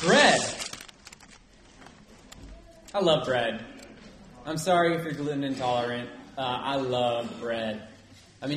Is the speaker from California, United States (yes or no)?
yes; Nevada City, California, United States; growing up in Nevada City